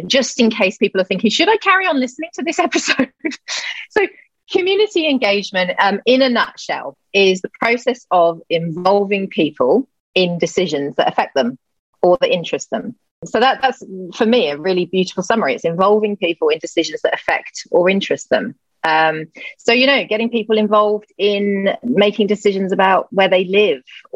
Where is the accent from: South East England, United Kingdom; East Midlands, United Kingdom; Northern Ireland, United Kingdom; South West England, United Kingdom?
South West England, United Kingdom; Gloucester; moved away; I moved back to my hometown, Gloucester